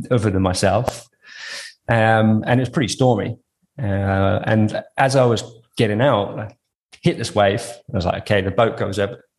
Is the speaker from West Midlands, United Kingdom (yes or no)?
yes; Coventry, West Midlands, United Kingdom; also born or lived in Western Australia; now in Australia; I grew up in Coventry in the UK, which is basically like the middle of the island